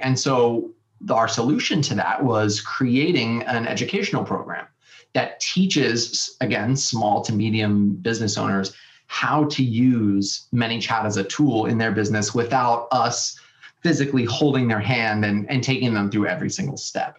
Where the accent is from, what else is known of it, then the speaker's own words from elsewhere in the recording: San Diego, California, United States; also born or lived in Austin, Texas; packed up my bags from Austin, Texas, and moved back to my hometown of San Diego, California